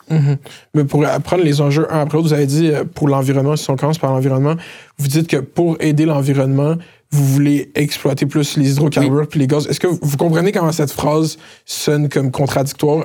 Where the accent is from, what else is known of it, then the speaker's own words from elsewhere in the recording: Laval, Quebec, Canada; Je suis né à Cité de la santé. J'ai grandi à Chemédé, Saint-Martin-de-Laurentide, dans ce coin-là